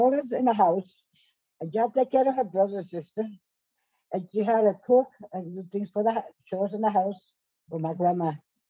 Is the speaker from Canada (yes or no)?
no; Manatí, Puerto Rico; moved away; also born or lived in Mota Baja, Puerto Rico; No. I didn't live in Morovis. I lived in Montobaja. Mm-hmm. And then when I was about four or five years old, we moved to Manatí.